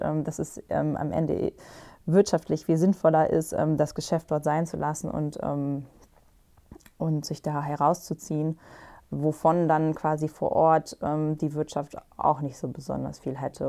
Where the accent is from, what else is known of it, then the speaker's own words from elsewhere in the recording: Germany; bei uns in Deutschland